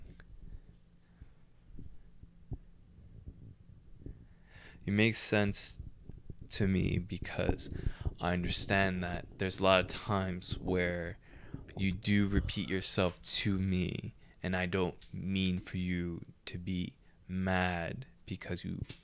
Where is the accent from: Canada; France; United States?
Canada; We're Canadian